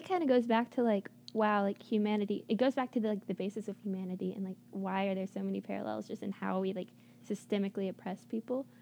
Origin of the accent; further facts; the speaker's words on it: United States; as an American